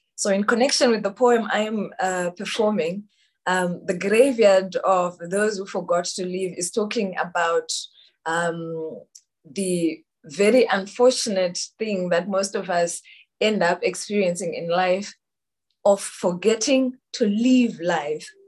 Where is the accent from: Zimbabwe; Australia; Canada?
Zimbabwe; I am from Zimbabwe